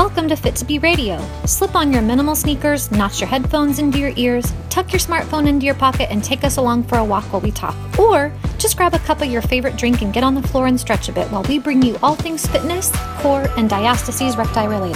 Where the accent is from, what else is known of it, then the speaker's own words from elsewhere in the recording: the West, United States; accent: twang; I'm from the West, so everything I say has a twang.